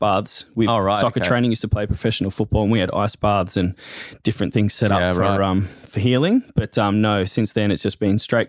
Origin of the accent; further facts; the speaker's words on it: Terrigal, New South Wales, Australia; I grew up in Terrigal, very supporting and sporty community.